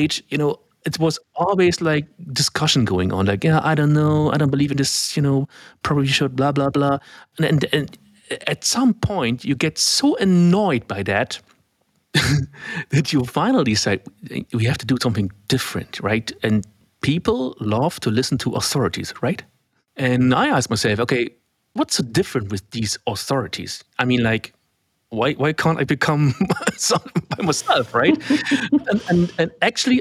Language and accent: English; Germany; first language German; English is a second language; I'm a German native speaker